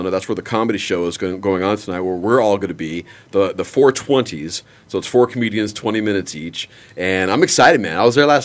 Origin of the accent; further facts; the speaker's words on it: Canada; I am Canadian.